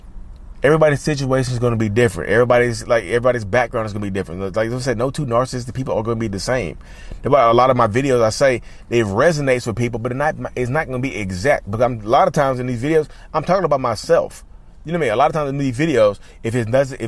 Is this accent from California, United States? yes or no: no; North Carolina, United States; North Carolina, my home state.